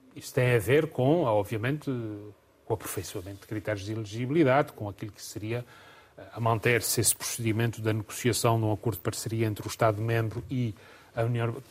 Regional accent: Covoada, Azores, Portugal; melhor terra do mundo, não é melhor terra do mundo. É onde nasci, onde cresci

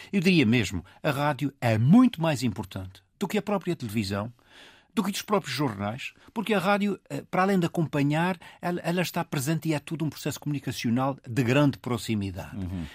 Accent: Portugal; nós, como portugueses

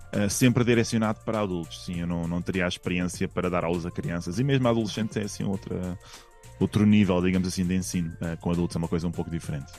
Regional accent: Portugal; now in Madrid, Spain; eu sou muito português

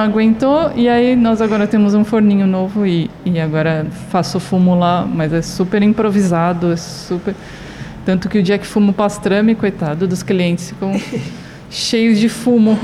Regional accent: São Paulo, Brazil; moved away; Eu sou de São Paulo

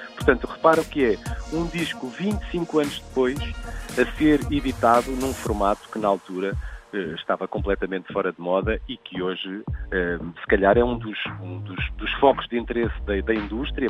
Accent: Portugal; como portugueses

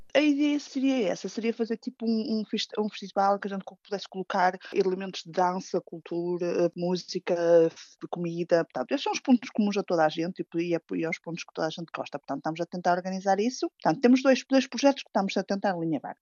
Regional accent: Portugal; now in Thetford, United Kingdom; como nós somos portugueses

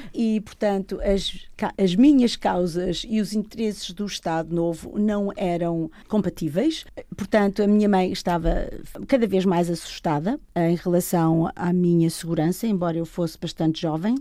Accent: Lisbon, Portugal; moved away; Nasci em Arroios, num edifício ao lado do Registro Civil

